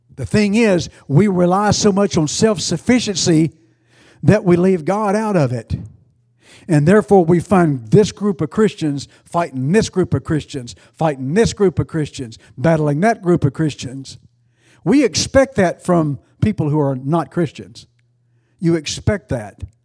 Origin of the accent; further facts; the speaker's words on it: United States; I'm an American